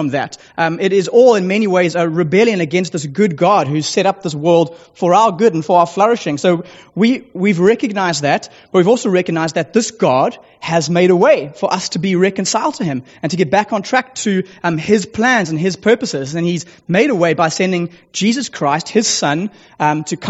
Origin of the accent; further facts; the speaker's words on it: Sea Point, Western Cape, South Africa; I do hail from the small coastal village of Seapoint, just down the road